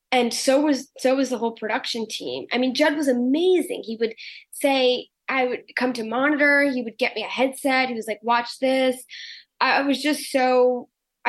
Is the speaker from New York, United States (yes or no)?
yes; New York City, New York, United States; my place as like a New Yorker